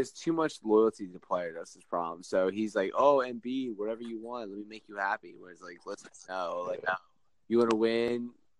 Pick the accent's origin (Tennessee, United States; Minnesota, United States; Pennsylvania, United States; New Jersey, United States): New Jersey, United States; I'm from Jersey, right outside Philadelphia.